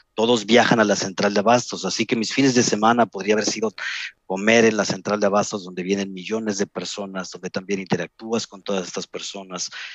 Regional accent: Mexico City, Mexico; moved away as an adult; also born or lived in Playa del Carmen; now in Germany; Yo nací en la Ciudad de México hace 44 años. Me crié durante 15 años en la colonia Iztapalapa

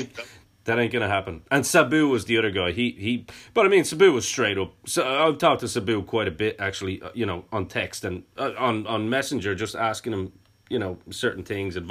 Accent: Ireland; being Irish as well

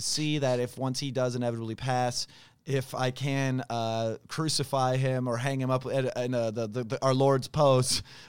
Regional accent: West Chester, Pennsylvania, United States; Because I'm from Westchester, Pennsylvania.

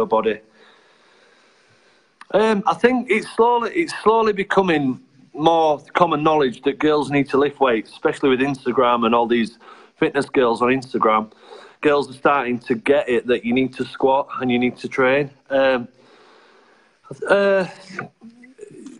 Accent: Bradford, Yorkshire and the Humber, United Kingdom; I'm from Bradford originally

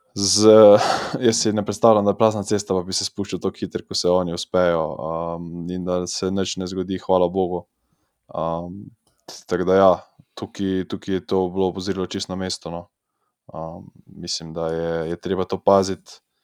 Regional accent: Slovenia; smo iz Slovenije

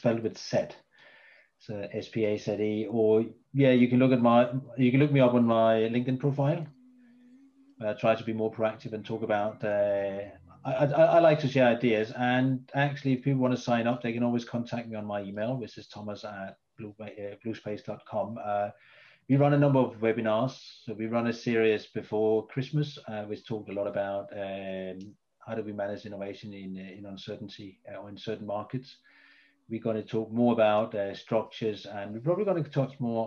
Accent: Denmark; now in United Kingdom; I'm originally from Denmark

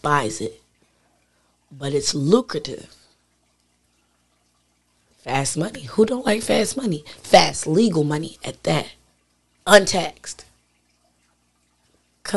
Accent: Elizabeth, New Jersey, United States; also born or lived in Atlanta, Georgia; I'm from Elizabeth.

